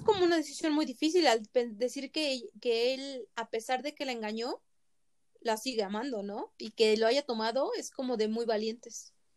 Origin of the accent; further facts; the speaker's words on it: Mexico; nosotros ah, como mexicanos